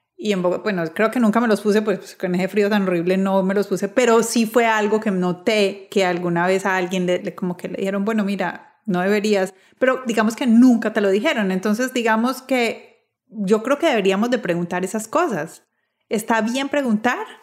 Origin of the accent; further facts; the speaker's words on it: Medellín, Antioquia, Colombia; moved away as an adult; also born or lived in Bogotá; yo soy de Medellín, estudié, trabajé los primeros años en Medellín, pero después me trasladé a Bogotá